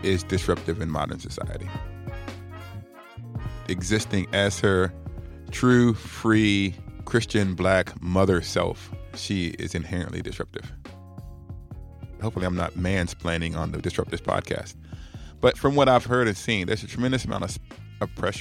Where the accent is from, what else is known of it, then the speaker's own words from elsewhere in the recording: Alabama, United States; I'm from Alabama.